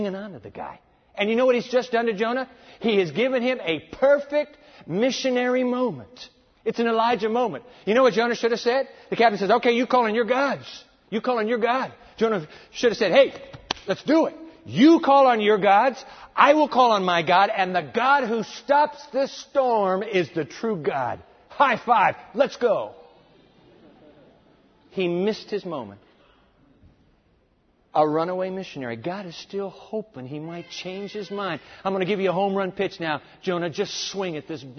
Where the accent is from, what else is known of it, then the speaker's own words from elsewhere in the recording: United States; as American Christians